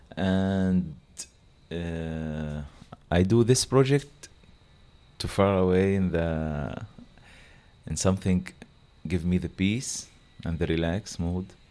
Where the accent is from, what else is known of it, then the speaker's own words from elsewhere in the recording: Gaza, Gaza Strip, Palestine; English is a second language; We are all from Gaza